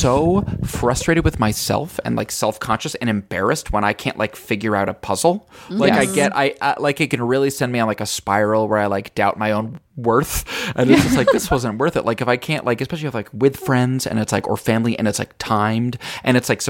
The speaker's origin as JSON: {"language": "English", "town": "Albany", "region": "New York", "country": "United States", "tie": "born or raised there", "moved": "yes", "said": "my hometown Albany"}